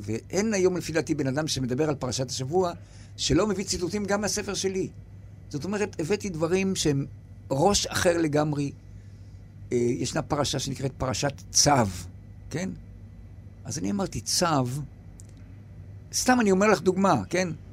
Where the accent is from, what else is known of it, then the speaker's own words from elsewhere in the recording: Yagur, Haifa District, Israel; ביגור, כשהייתי ילד